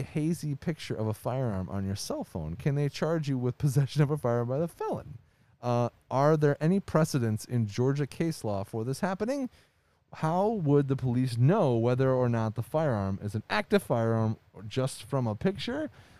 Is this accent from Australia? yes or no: no; Ontario, Canada; I am a Canadian fella living in the outskirts of Windsor and crossed the border into Michigan quite a bit.